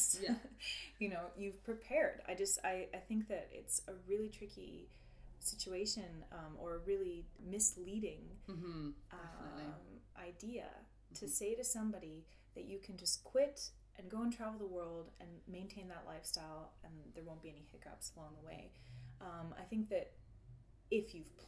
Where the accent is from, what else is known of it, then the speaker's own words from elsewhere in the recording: Canada; moved away as an adult; now in London, United Kingdom; I'm Canadian